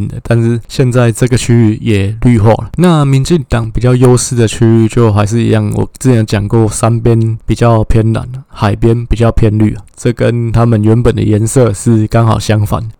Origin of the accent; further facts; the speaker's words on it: Taipei, Taiwan; 其实我爸爸的故乡就是在高雄的梓官啊，当然我是在万华长大，不过这部分父系这边的亲戚也都还在梓官，所以我对梓官这边还是有一些情感。